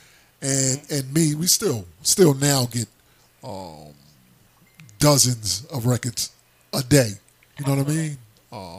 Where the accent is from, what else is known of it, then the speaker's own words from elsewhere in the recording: New Jersey, United States; I'm from Jersey, so right up there.